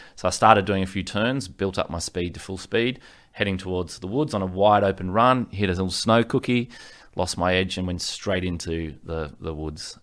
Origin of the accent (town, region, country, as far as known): Sydney, New South Wales, Australia; born or raised there; also born or lived in Ryde, New South Wales / Gold Coast, Queensland